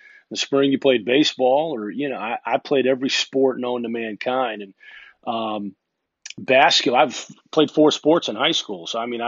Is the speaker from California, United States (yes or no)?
no; Massachusetts, United States; born there; also born or lived in Kansas City / Connecticut / Illinois; I was born in Massachusetts, actually, and I live there now, which is kind of ironic, but was born in Massachusetts and moved, I think, when I was probably two and a half years old.